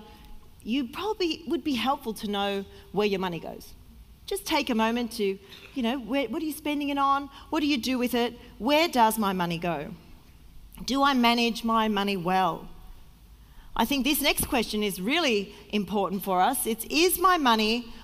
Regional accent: Sydney, New South Wales, Australia; moved away as an adult; also born or lived in Victoria, Australia; now in Melbourne, Australia; I was from Sydney, and I had a good job

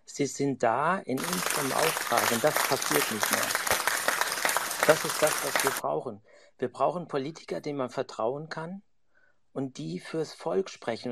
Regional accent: Germany; now in Switzerland; Ich bin Deutscher, wohne in der Schweiz

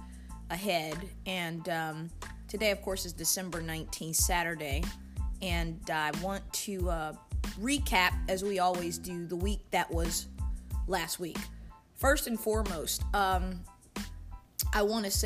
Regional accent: New Jersey, United States; my home state of South Jersey, in New Jersey, Southern New Jersey

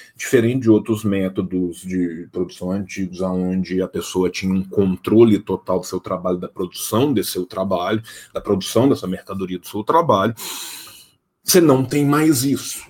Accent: interior of Minas Gerais, Brazil; Eu sou do interior de Minas Gerais

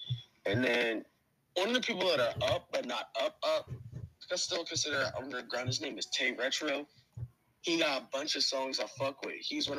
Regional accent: New York City, New York, United States; now in North Carolina, United States; I'm from North Carolina, raised in Bushwick. From New York, live in North Carolina, raised in Bushwick.

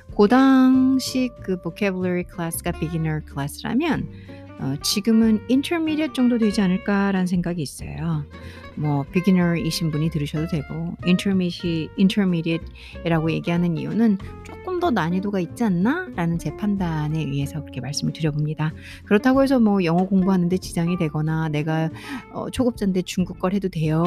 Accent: South Korea; first language Korean

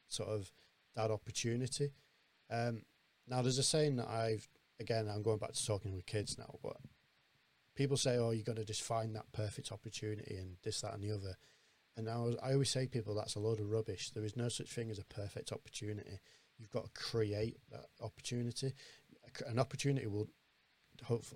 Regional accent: Blackburn, North West England, United Kingdom; I'm from Blackburn myself, so Bolton's right next door

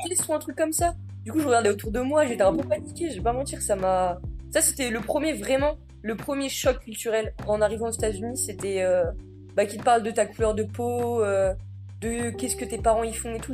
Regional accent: Picardy, Hauts-de-France, France; moved away as an adult; also born or lived in Wattignies, Nord, France; now in Iowa, United States; Je viens de Picardie

